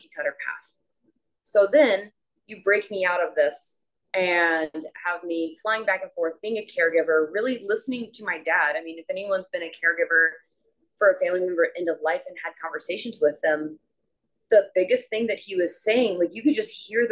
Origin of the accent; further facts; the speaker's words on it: South Carolina, United States; moved away as an adult; now in Arizona, United States; I'm from South Carolina. I live in Arizona now